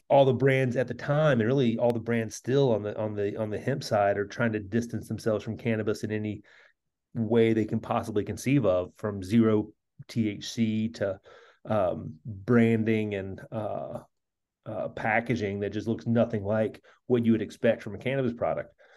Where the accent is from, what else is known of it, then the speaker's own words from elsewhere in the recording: central Kentucky, United States; moved away as an adult; my hometown in central Kentucky